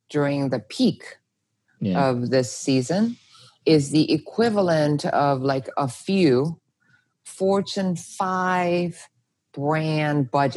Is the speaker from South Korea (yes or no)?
yes; South Korea; now in United States; I'm not Korean American. I'm Korean Korean.